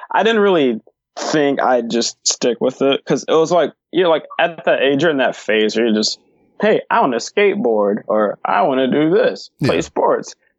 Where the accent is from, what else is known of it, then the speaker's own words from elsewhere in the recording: Detroit, Michigan, United States; also born or lived in Hazel Park, Michigan; I'm from Detroit, mm. but I moved like in 5th grade to Hazel Park